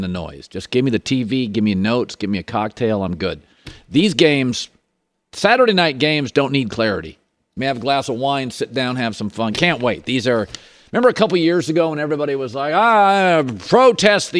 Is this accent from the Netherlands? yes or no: no; the Northwest, Pacific Northwest, United States; I'm from the Northwest